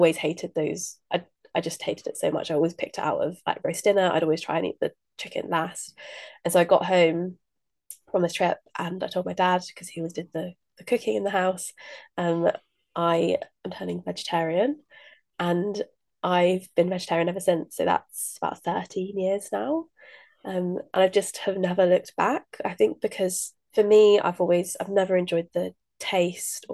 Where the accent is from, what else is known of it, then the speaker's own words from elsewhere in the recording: Midlands, United Kingdom; I grew up in the Midlands